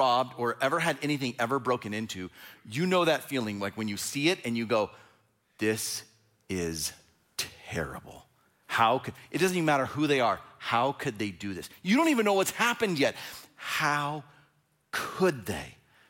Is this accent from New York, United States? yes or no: no; Fresno, California, United States; So I grew up in Fresno, California, and I didn't actually live in Fresno.